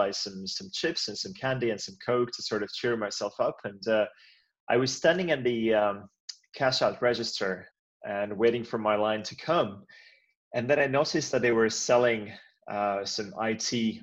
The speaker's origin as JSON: {"language": "English", "country": "Latvia", "tie": "born or raised there", "moved": "yes", "lives_now": "Finland", "said": "I've been in Finland for many, many years now, and I'm Finnish now, but I was actually born somewhere else. I was born in Latvia"}